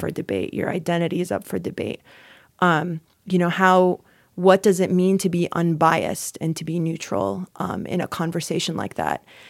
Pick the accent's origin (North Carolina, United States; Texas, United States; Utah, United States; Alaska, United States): North Carolina, United States; I'm from North Carolina